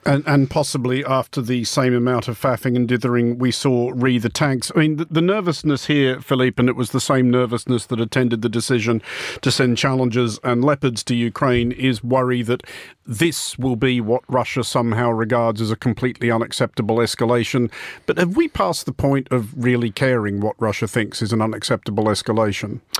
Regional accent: Australia; as an Australian

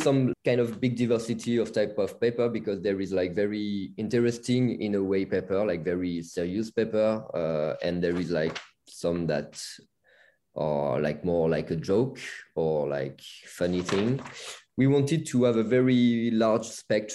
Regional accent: south of France, France; we come from south of France with Elena

